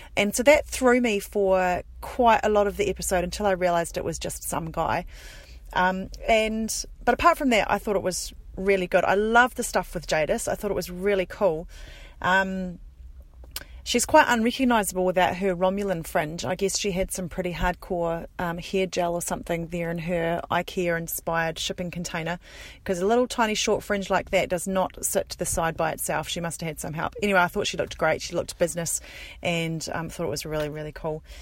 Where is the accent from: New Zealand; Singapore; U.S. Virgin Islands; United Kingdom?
New Zealand; accent: Kiwi; my Kiwi accent.